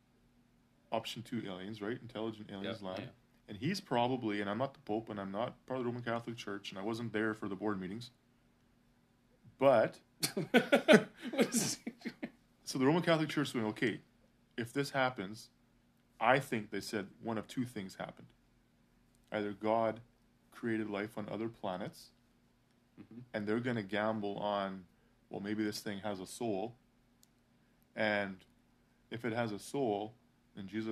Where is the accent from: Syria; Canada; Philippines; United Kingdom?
Canada; I'm Canadian